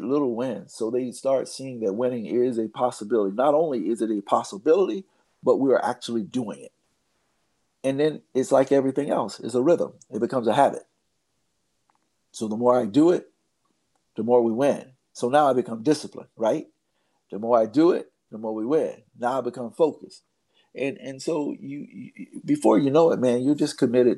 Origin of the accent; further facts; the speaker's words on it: United States; as an American